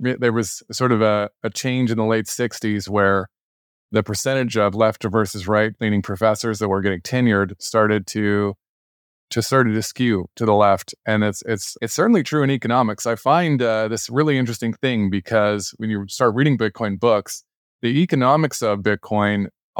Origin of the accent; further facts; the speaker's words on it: Alberta, Canada; So I grew up in Alberta for Canadian listeners.